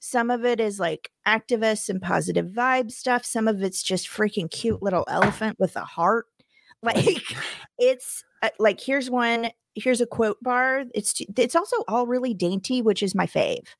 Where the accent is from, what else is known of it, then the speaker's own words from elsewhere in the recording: Missouri, United States; moved away; my home state